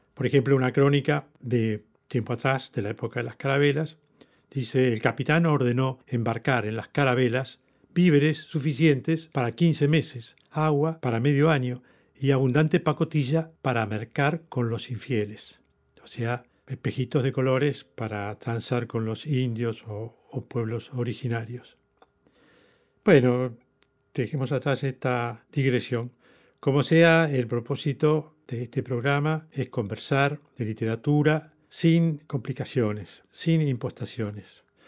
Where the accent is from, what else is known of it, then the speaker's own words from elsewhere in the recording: Argentina; con mucho orgullo, como argentino lo digo